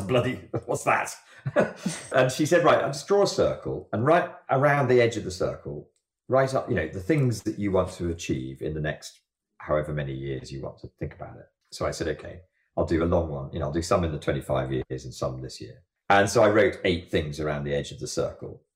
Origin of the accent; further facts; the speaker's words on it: Jersey; I grew up in Jersey above a surf bay